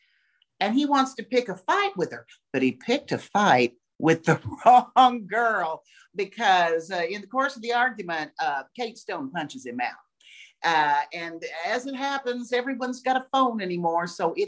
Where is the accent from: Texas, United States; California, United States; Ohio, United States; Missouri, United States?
Missouri, United States; You know, I'm old. I was born in 1956. And so when I was growing up in Missouri, the law was a man's profession.